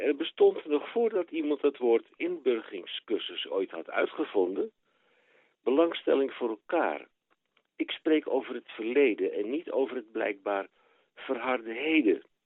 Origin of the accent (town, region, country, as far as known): Netherlands; now in Belgium